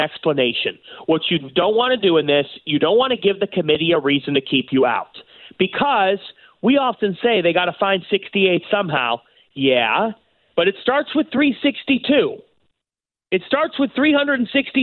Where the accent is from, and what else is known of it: Cleveland, Ohio, United States; born or raised there